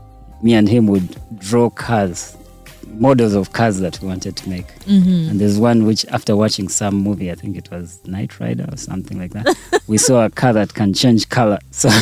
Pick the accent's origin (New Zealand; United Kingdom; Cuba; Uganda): Uganda; Kampala; moved away as an adult; also born or lived in Canada; I was born and raised in Uganda in Mulago Hospital.